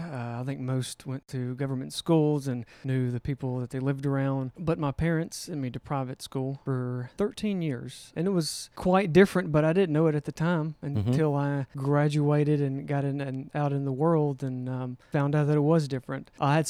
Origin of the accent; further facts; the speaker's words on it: Alabama, United States; Yes. Born and raised in St. Clair County. Our family has been in Alabama since 1821.